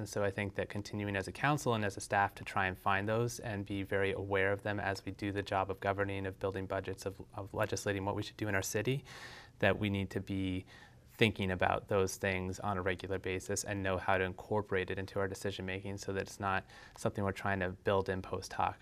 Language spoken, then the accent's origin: English; Essex, Vermont, United States; also born or lived in South Burlington; now in Winooski, United States; I grew up in Essex